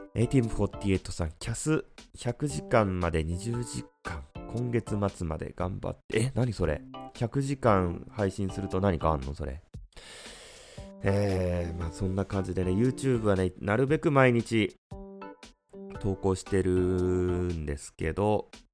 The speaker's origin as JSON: {"language": "Japanese", "region": "Fukuoka", "country": "Japan", "said": "僕、福岡の人間なんで"}